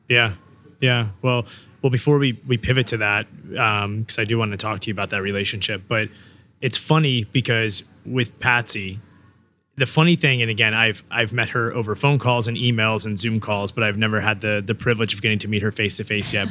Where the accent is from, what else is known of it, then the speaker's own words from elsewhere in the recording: Newport News, Virginia, United States; I'm from Newport News, you know, born and raised